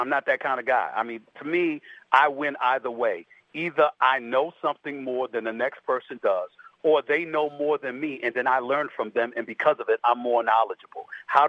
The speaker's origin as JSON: {"language": "English", "region": "New York", "country": "United States", "tie": "born or raised there", "said": "I'm a native New Yorker."}